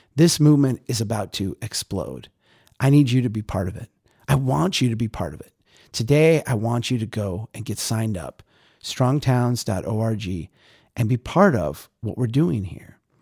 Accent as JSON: {"language": "English", "region": "Minnesota", "country": "United States", "said": "I'm Minnesotan"}